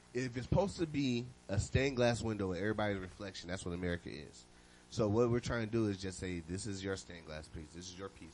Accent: Ohio, United States; moved away; also born or lived in Louisiana; I'm from Ohio. I went to First Church of God

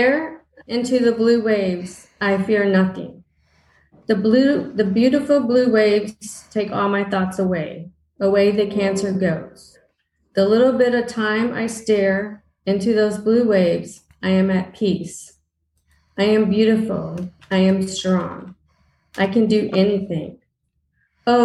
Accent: San Antonio, Texas, United States; I'm actually from San Antonio, Texas

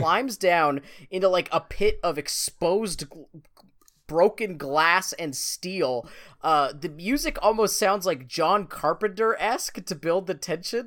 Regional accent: Canada; we're both from Canada

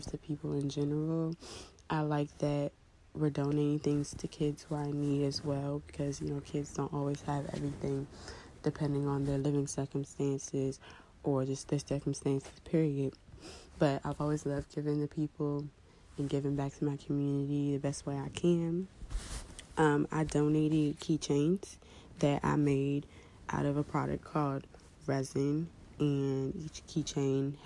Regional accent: District Heights, Maryland, United States; I'm from District Heights, Maryland

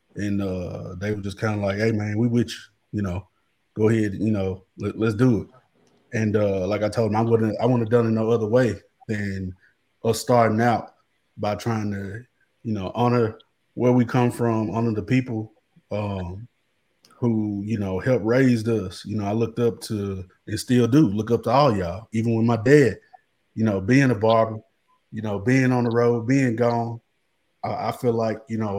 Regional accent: Coldwater, Mississippi, United States; now in Horn Lake, United States; I live in Horn Lake. I'm from Coldwater.

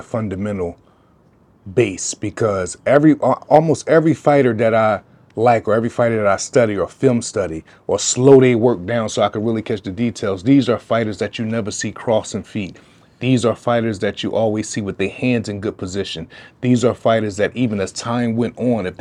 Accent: Philadelphia, Pennsylvania, United States; I was born and raised in North Philadelphia.

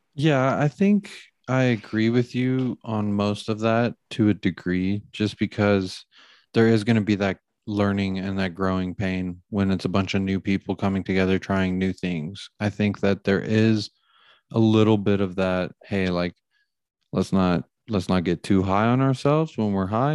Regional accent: United States; we're American

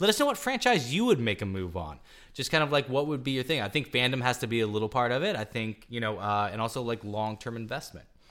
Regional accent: Topeka, Kansas, United States; I'm from Topeka, Kansas

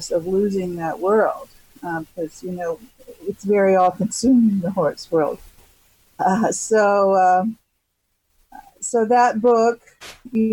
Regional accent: Alaska, United States; moved away as an adult; also born or lived in Los Angeles, California; now in California, United States; I'm from Alaska. So I've lived in California all my adult life, but my young years were in nature

